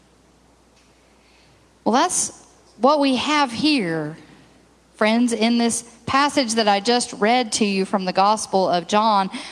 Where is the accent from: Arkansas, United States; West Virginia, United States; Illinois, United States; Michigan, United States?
Arkansas, United States; Benton; also born or lived in Plano, Texas; my hometown of Benton